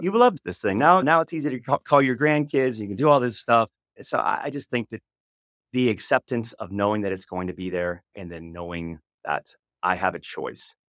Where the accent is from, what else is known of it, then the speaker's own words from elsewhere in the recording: Oklahoma, United States; I came from, I was born in Oklahoma